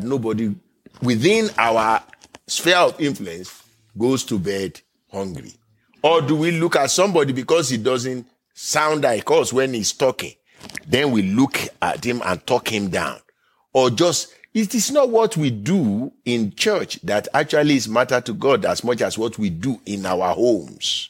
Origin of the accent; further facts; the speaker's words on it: Nigeria; now in United States; I am from Nigeria by birth